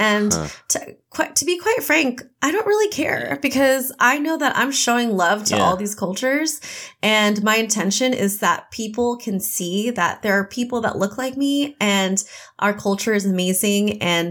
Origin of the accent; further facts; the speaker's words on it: United States; born there; And then I was born in America.